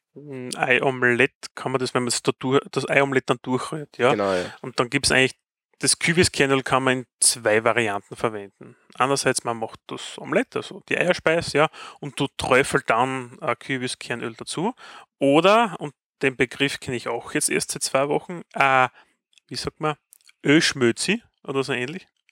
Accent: Styria, Austria; auch ich als Steirer verstehe kein Wort

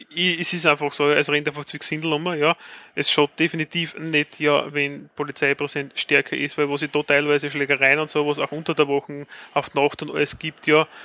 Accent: Austria; Ja, als Österreicher sind wir natürlich im Kern Europa dabei.

